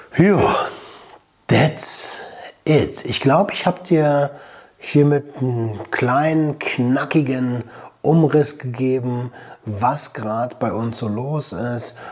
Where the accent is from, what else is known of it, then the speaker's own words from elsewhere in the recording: Germany; moved away as an adult; now in Portugal; bei uns in Deutschland